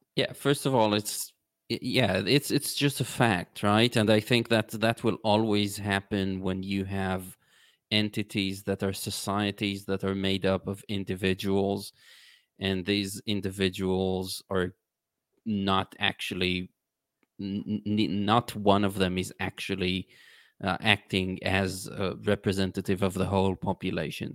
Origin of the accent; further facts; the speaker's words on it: Israel; I was born in Israel